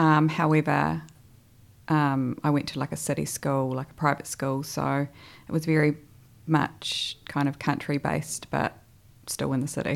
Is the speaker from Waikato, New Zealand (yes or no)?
yes; Hamilton, Waikato, New Zealand; moved away as an adult; now in Christchurch, New Zealand; originally I'm from the North Island actually. So, I'm from Hamilton, although I like to call myself a bit of a Cantabrian nowadays because I've been here for almost 12 years